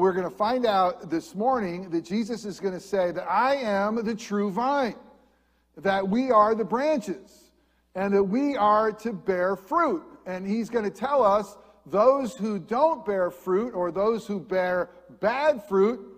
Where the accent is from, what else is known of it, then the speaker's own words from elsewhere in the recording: upstate New York, United States; moved away as an adult; also born or lived in Lakeland, Florida / New Jersey; now in Central Florida, United States; an upstate New York boy